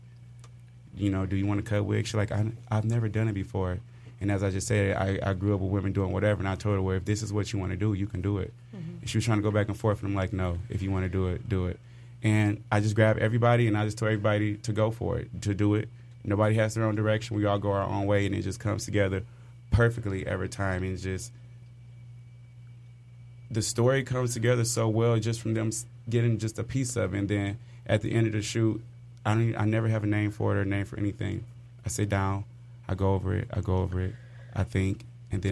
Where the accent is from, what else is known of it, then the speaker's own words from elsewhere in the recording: Inkster, Michigan, United States; I'm from Inkster